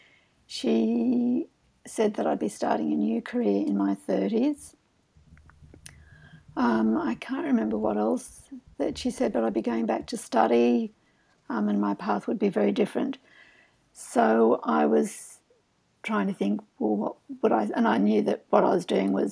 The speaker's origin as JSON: {"language": "English", "country": "Australia", "also_born_or_lived": "Boston suburb", "said": "I was from Australia"}